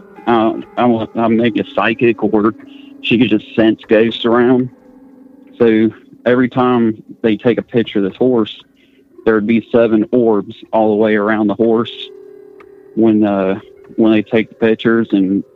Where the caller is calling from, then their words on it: West Virginia, United States; I'm calling from West Virginia.